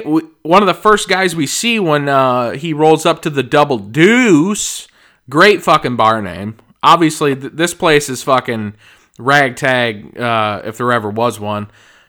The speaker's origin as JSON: {"language": "English", "region": "upstate New York", "country": "United States", "tie": "born or raised there"}